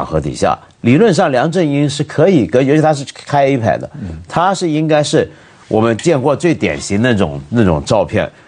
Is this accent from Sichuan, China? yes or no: no; Guangdong, China; 就是就像我们广东人一句话。讲 sorry 当食生菜。